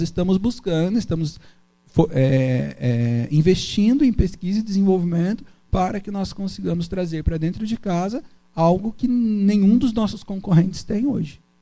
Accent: Brazil; also born or lived in Brasília; eu sou nascido em Itagaçaba

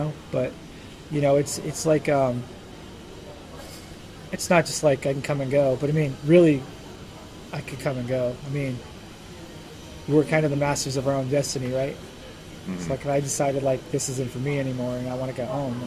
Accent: United States; moved away as an adult; now in Ukraine; I'm an American

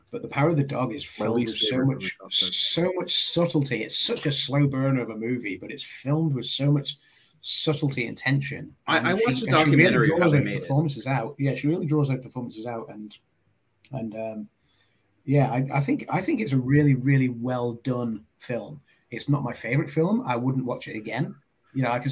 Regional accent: United Kingdom; as a Brit

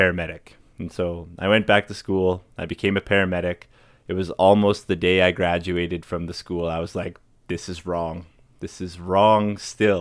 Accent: Fort McMurray, Alberta, Canada; I grew up in Fort McMurray

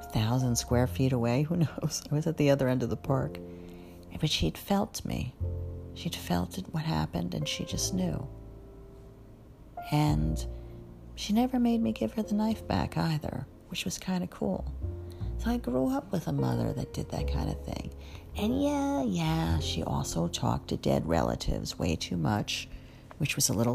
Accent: Rumson, New Jersey, United States; my hometown of Rumson

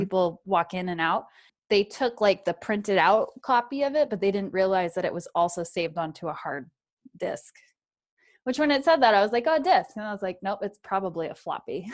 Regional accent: New England, United States; I grew up in New England

